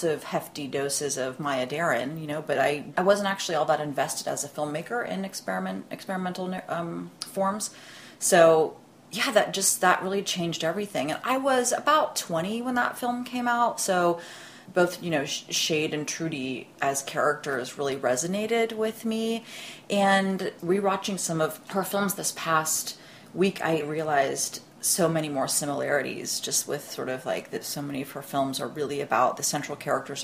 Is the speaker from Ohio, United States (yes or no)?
yes; Columbus, Ohio, United States; I was working at the kind of art house movie theater in Columbus, Ohio, which is my hometown